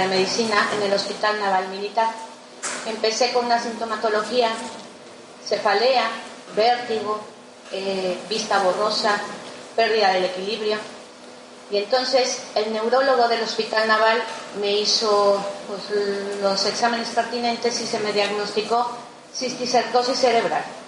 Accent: Mexico; soy mexicana, eh, estudié medicina en México

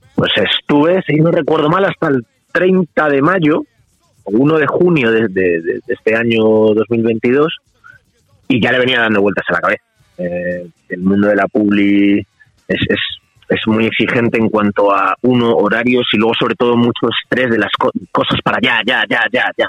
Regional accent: Madrid, Community of Madrid, Spain; soy de Madrid, yo vivo en Madrid, eh, mi padre era del Bierzo y, mi madre es colombiana

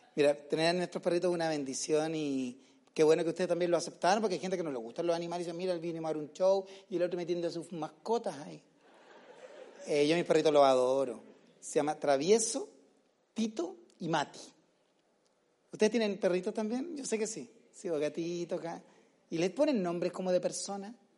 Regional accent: Chile; now in Comodoro Rivadavia, Argentina; soy chilena, soy chilena

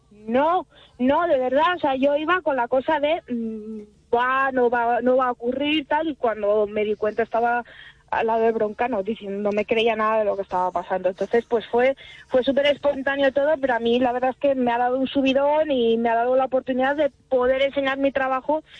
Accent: Salamanca, Castile and León, Spain; also born or lived in Alcalá de Henares; now in Azuqueca de Henares, Spain; en mi tierra natal, yo ahora estoy viviendo en Alcalá, en Azuqueca, me muevo entre, las dos ciudades, pero yo soy de Salamanca

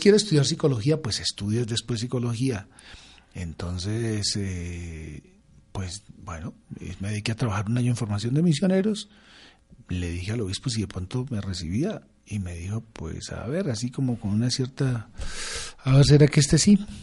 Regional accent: Villapinzón, Cundinamarca, Colombia; moved away; siempre regreso a mi pueblo

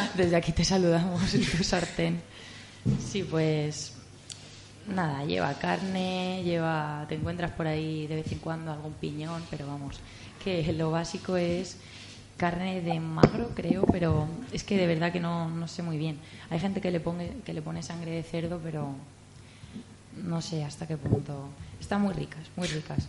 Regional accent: Elda, Valencian Community, Spain; yo soy de Elda, que es el mejor pueblo

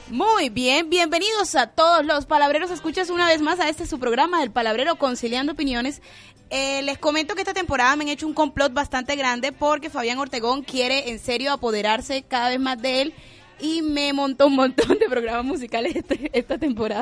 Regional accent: Cartagena, Bolívar, Colombia; yo soy cartagenera

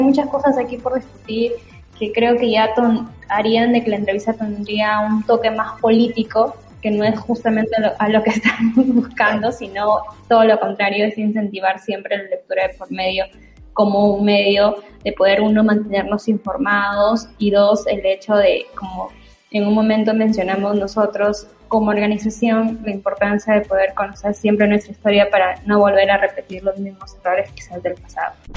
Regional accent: Chiclayo, Lambayeque, Peru; now in Lima, Peru; ya no soy de Chiclayo

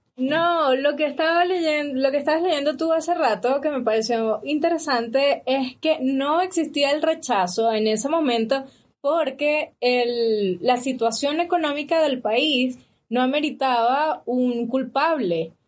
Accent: Valencia, Carabobo, Venezuela; also born or lived in San Felipe; now in Ecuador; yo nací en Valencia, okay. pero me registraron en San Felipe

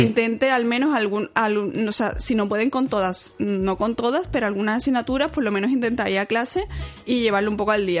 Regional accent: Seville, Andalusia, Spain; also born or lived in Cork, Ireland; yo soy de Sevilla y como estoy en Sevilla, yo nunca había vivido fuera de casa de mis padres

